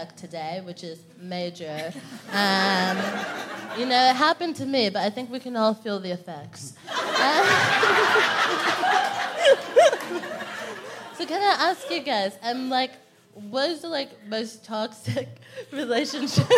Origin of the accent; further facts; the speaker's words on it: Texas, United States; moved away; I'm from Texas.